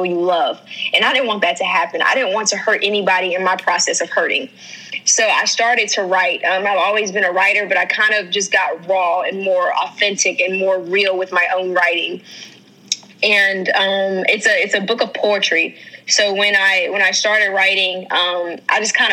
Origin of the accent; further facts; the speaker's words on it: North Carolina, United States; I am from North Carolina. I am a country girl at heart.